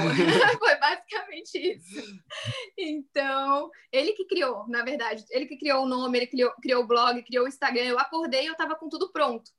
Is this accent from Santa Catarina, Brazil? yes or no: yes; Florianópolis, Santa Catarina, Brazil; moved away as an adult; now in Orlando, United States; a gente é de Floripa também